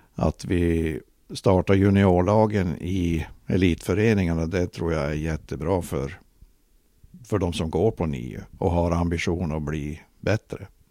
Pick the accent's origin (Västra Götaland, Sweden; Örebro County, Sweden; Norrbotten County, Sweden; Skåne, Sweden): Norrbotten County, Sweden; Luleå; also born or lived in Ängesbyn; mesta tiden har jag ju bott då i Gammelstad men sen eh, som vuxen flyttade jag ju till Ängesbyn